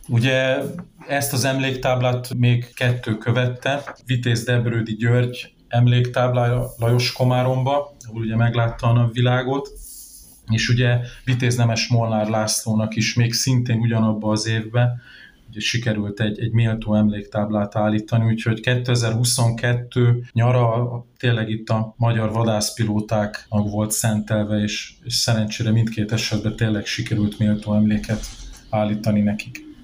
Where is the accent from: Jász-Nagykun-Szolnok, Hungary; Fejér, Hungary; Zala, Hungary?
Zala, Hungary; Nagykanizsa; 1984-ben születtem itt Nagykanizsán, azóta is változatlanul ugye itt a városban élek